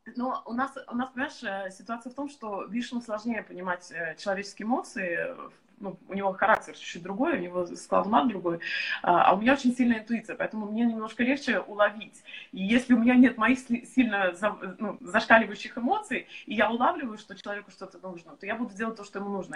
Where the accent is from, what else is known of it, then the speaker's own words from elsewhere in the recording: Estonia; moved away; сейчас мы находимся в Эстонии, а, откуда я родом издавна.